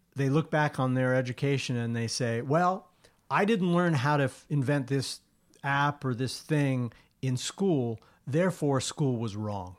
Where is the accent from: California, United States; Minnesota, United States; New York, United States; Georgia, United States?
New York, United States; Long Island; the place that I grew up on Long Island